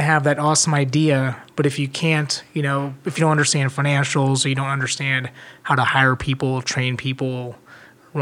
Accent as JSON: {"language": "English", "region": "Northeast Ohio", "country": "United States", "tie": "born or raised there", "said": "I grew up in Northeast Ohio"}